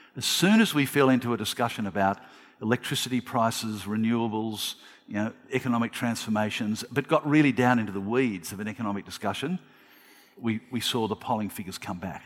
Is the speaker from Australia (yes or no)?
yes; Australia; as an Australian